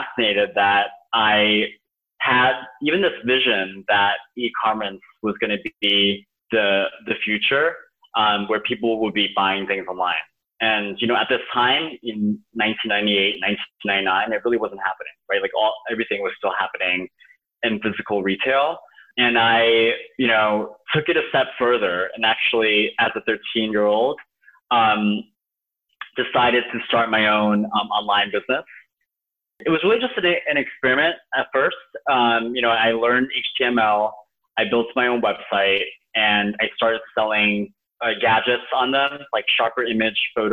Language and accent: English; New York City, New York, United States; also born or lived in Okayama, Japan; I was born and raised in Queens, in New York City